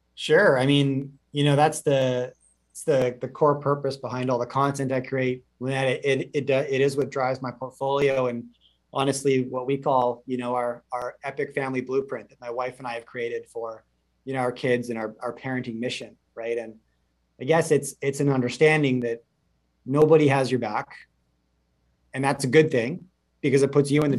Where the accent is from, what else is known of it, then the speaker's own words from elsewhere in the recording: Canada; as a Canadian in the last 30 plus years